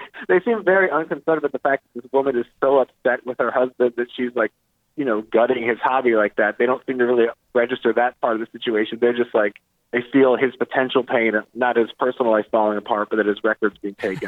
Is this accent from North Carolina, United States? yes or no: yes; Chapel Hill, North Carolina, United States; I grew up in Chapel Hill, North Carolina